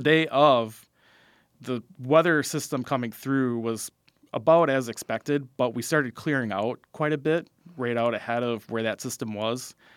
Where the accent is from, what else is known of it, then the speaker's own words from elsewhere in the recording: Fond du Lac, Wisconsin, United States; I grew up in Fond du Lac